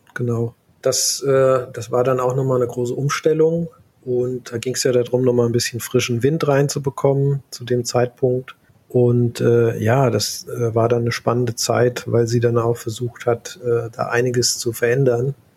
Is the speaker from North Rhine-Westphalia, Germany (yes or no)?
no; Central Hesse, Germany; moved away as an adult; also born or lived in California, United States; ich komme ursprünglich aus Mittelhessen, ne, in der Gegend mhm. Wetzlar Gießen